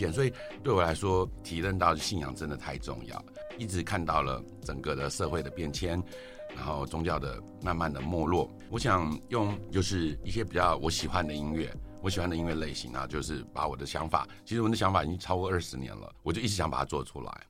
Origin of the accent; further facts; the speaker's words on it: Taiwan; 因为我就是佛教家庭，其实严格讲，就是我我就是一个在台湾土生土长的小孩，然后就从小会去拜拜啊，跟爸妈去参加一些法会等等之类的。